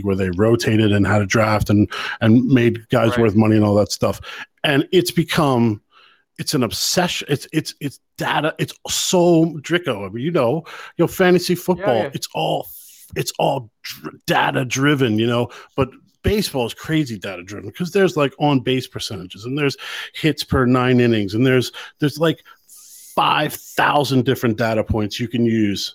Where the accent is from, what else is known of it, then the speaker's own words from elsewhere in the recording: United States; as an American